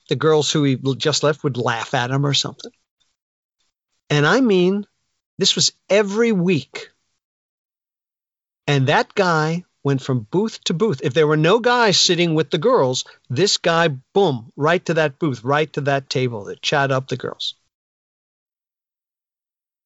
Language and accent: English; northern New Jersey, United States; now in Jersey Shore, United States; I'm from northern New Jersey